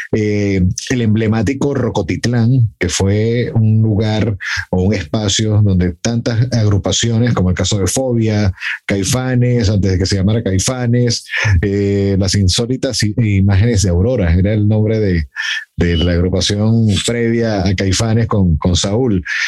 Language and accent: Spanish; Mexico; en mi país